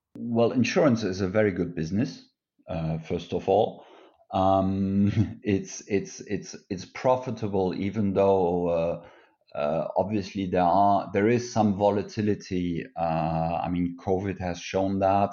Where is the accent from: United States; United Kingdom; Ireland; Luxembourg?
Luxembourg; moved away as an adult; also born or lived in France / Germany (origin); German origin, but I grew up in Luxembourg, and I am, uh, Luxembourger since my eighteenth birthday